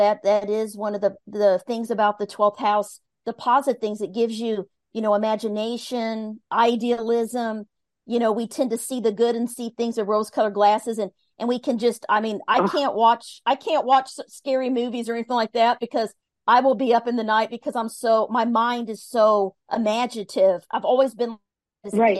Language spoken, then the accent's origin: English; Midwest, United States; I was raised in the Midwest, and it was, the Bible Belt